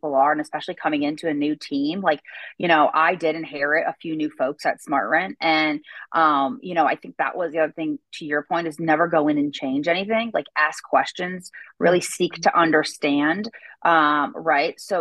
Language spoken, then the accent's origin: English; East Coast, United States; now in the South, United States; I grew up on the East Coaster side